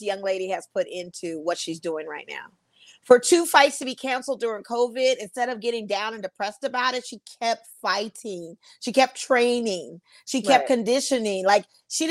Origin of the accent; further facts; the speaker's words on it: Las Vegas, Nevada, United States; I'm from Vegas. I'm from Vegas originally